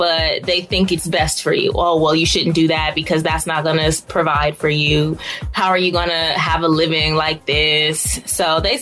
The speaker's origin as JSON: {"language": "English", "town": "Los Angeles", "region": "California", "country": "United States", "tie": "born or raised there", "said": "born and raised in Los Angeles"}